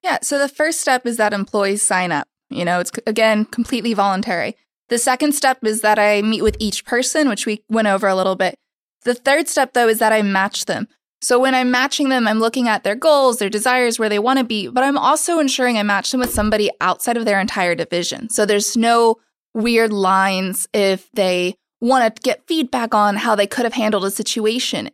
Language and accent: English; Oklahoma, United States; now in New York City, United States; I'm from Oklahoma